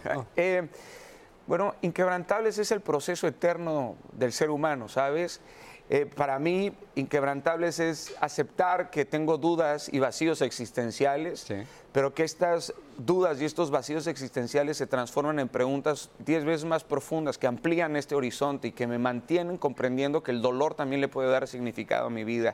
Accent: Mexico; en mi país

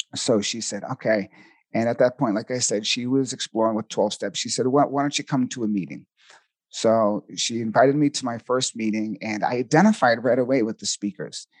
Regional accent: Boston, Massachusetts, United States; accent: Boston; now in Sedona, United States; I'm originally from Boston, Massachusetts, so you might hear a little bit of a Boston accent

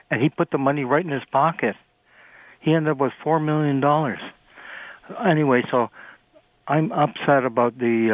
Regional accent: Toronto, Ontario, Canada; now in Oakville, Canada; I was born in Toronto

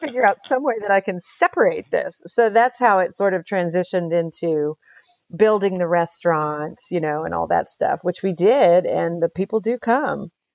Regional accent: Houston, Texas, United States; also born or lived in Utopia, Texas / Paris, France; I grew up in Houston, but my folks bought our property out in Utopia in nineteen seventy-two.

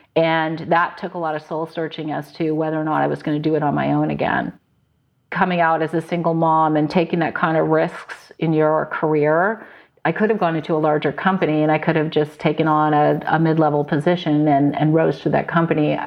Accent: Connecticut, United States; also born or lived in New York / Silicon Valley; now in San Luis Obispo, United States; I grew up in Connecticut

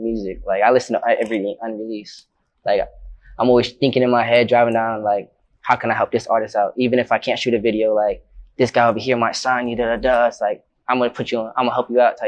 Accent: St. Petersburg, Florida, United States; I'm from St. Pete and I started in St. Pete

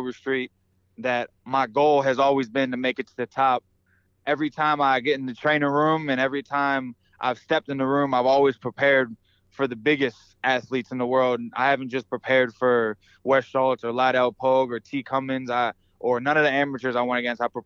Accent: Baltimore, Maryland, United States; I'm from Baltimore

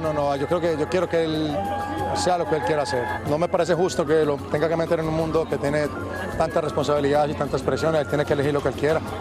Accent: Medellín, Antioquia, Colombia; los dos somos de Medellín, de Medallo, como decimos nosotros

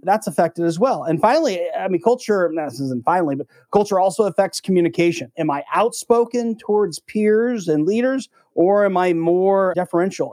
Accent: United States; as an American

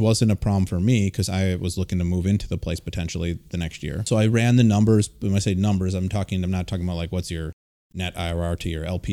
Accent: Milwaukee, Wisconsin, United States; I'm from the Milwaukee area

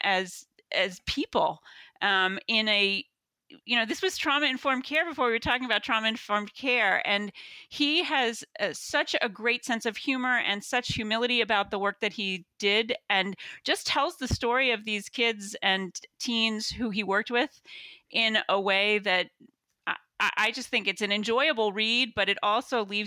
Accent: Long Island, New York, United States; accent: Long Island; now in Worcester, United States; I was born in Long Island, and I could talk Long Island like a native speaker.

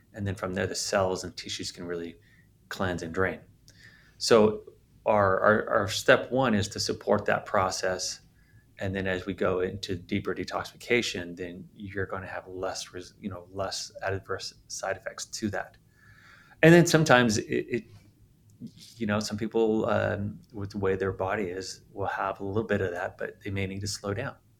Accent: San Diego, California, United States; moved away; I'm from San Diego originally.

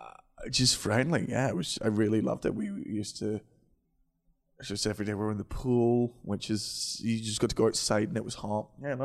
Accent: Scotland, United Kingdom; I'm from Scotland and we swear so much in Scotland

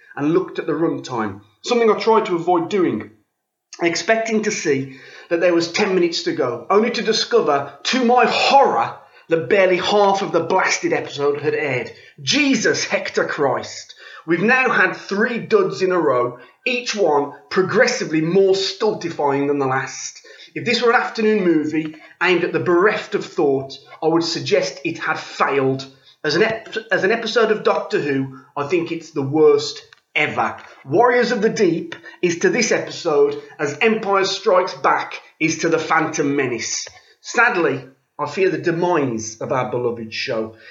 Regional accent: United Kingdom; now in France; being British

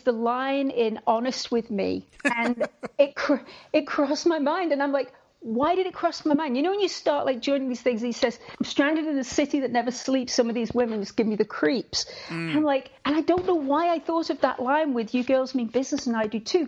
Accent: Liverpool, North West England, United Kingdom; moved away as an adult; also born or lived in Vancouver, Canada; I was born in Liverpool. And I stayed in Liverpool until I was 28. And that's when I got married to Walter and moved to Canada, to Vancouver

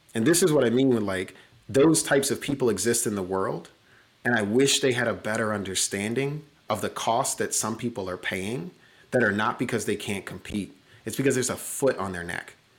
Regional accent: Chicago, Illinois, United States; that first winter, not having heat in a house in the third largest city in America

